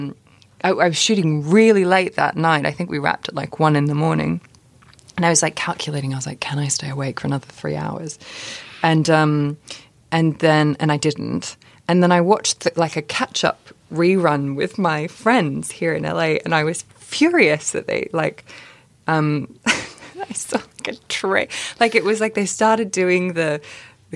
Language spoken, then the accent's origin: English; Australia; now in London, United Kingdom; being the age I am and growing up in Australia.